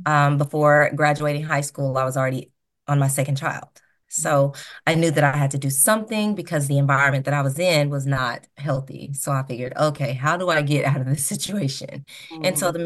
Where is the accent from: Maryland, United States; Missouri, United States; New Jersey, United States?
Missouri, United States; Portageville; also born or lived in New Madrid, Missouri; I was born and raised in Portageville. I went to high school in New Madrid, where I graduated.